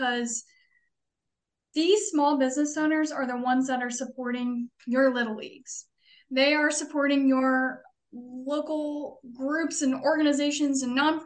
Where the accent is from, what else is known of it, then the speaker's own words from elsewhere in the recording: Seymour, Indiana, United States; moved away; I grew up in Seymour, Indiana